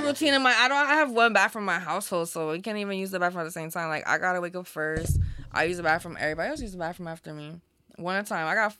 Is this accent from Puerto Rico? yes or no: yes; Puerto Rico; moved away; Growing up in Puerto Rico, my mom and my grandma were vegetarian.